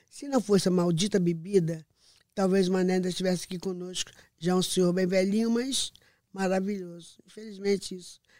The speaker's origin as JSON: {"language": "Portuguese", "region": "Rio de Janeiro", "country": "Brazil", "tie": "born or raised there", "said": "de Padre Miguel, minha terra, onde eu nasci, minha cidade. Nasci em Padre Miguel."}